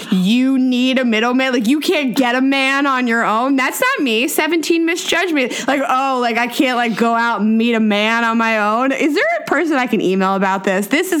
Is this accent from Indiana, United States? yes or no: no; Pittsburgh, Pennsylvania, United States; I grew up in Pittsburgh